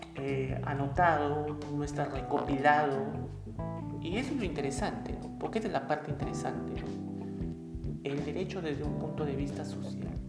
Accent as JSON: {"language": "Spanish", "country": "Peru", "said": "En mi país, desde donde yo vivo, que es Perú"}